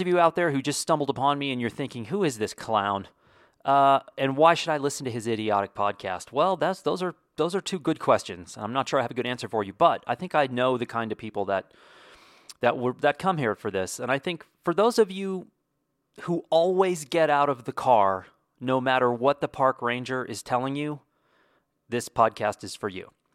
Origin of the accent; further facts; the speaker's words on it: Wyoming, United States; moved away; the ranch I grew up on in Wyoming